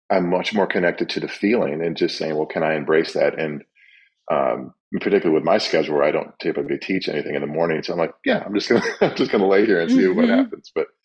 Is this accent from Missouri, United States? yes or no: no; Kalamazoo, Michigan, United States; moved away as an adult; now in Washington, D.C., United States; I've lived here twice as long as I ever did in Kalamazoo, Michigan.